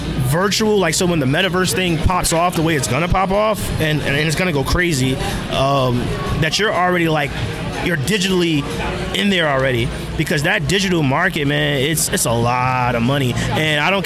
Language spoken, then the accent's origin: English; New Jersey, United States; now in Philadelphia, United States; my home state of New Jersey